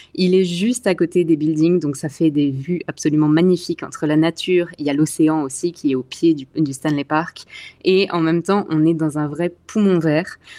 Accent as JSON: {"language": "French", "area": "Alsace", "region": "Grand Est", "country": "France", "tie": "born or raised there", "also_born_or_lived": "Paris / Montreal / Vancouver", "moved": "as an adult", "lives_now": "Canada", "said": "je viens d'Alsace, dans l'est de la France, donc pas très loin de Strasbourg. J'y ai vécu euh, toute mon enfance"}